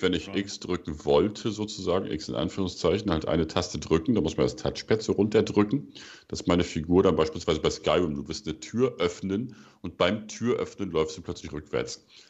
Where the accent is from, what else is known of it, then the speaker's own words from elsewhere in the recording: Germany; wir als Deutsche